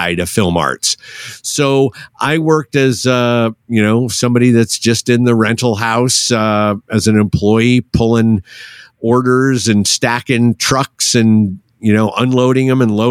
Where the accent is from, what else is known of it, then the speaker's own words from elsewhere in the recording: Syracuse, Ithaca area, upstate New York, United States; I grew up in upstate New York, kind of Syracuse, Ithaca area